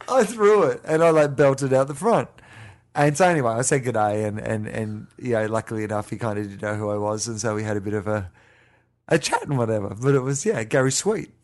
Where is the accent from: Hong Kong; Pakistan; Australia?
Australia; moved away; we're both Australian